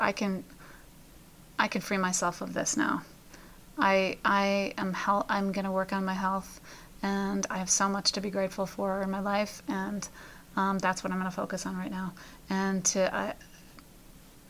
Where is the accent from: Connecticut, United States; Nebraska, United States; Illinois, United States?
Illinois, United States; Chicago; now in Pennsylvania, United States; my hometown of Chicago.